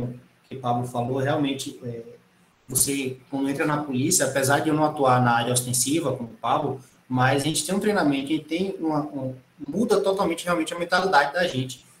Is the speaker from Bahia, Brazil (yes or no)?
yes; Irecê, Bahia, Brazil; moved away; also born or lived in Pernambuco; sou natural de Irecê, na Bahia